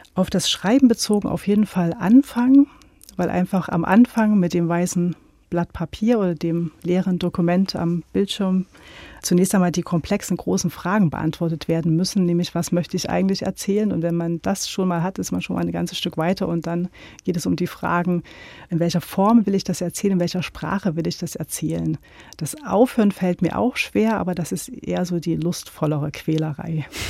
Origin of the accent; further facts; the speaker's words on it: Gera, Thuringia, Germany; now in Leipzig, Germany; ich bin ja in Gera aufgewachsen